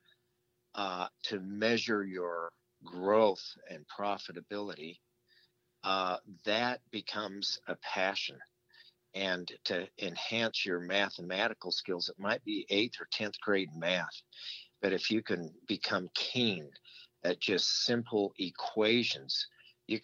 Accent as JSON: {"language": "English", "town": "Las Vegas", "region": "Nevada", "country": "United States", "tie": "born or raised there", "said": "my father had rental homes growing up in Las Vegas"}